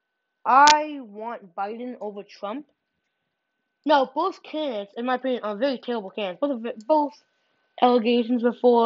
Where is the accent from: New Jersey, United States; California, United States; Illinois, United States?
Illinois, United States; I'm from Illinois